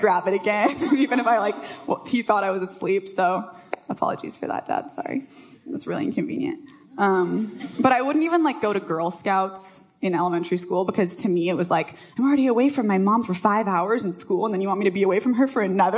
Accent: Bellevue, Washington, United States; I grew up in Bellevue, so not far from here. Went to Bellevue High School.

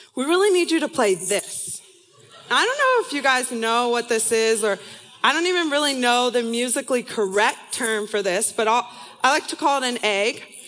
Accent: San Diego, California, United States; moved away as an adult; also born or lived in Irvine, California; now in Seattle, United States; I'm from, was born and raised in San Diego, California

